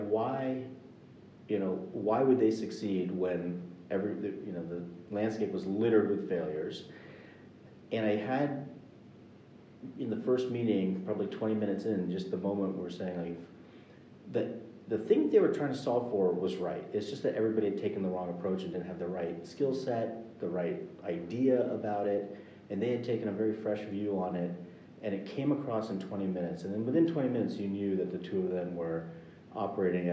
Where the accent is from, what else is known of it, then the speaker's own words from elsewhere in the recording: United States; I grew up in the United States